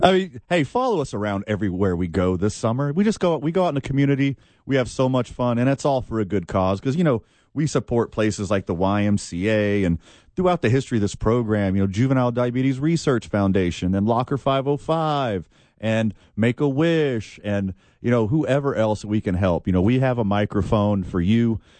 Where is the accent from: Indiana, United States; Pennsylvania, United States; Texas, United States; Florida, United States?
Texas, United States; Houston; now in Albuquerque, United States; I'm from Houston